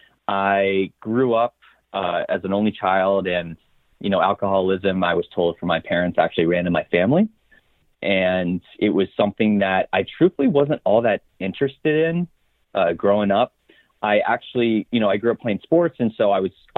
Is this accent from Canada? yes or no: no; Coral Springs, Florida, United States; now in Orlando, United States; I grew up in Coral Springs, Florida. That's South Florida, you know, close to Fort Lauderdale